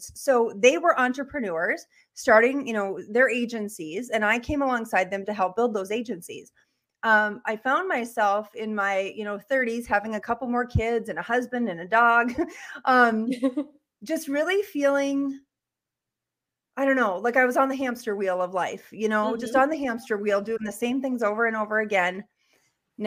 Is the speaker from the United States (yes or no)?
yes; Bowman, North Dakota, United States; also born or lived in Bismarck, North Dakota; I'm from Bowman, North Dakota. That's where I was born and raised.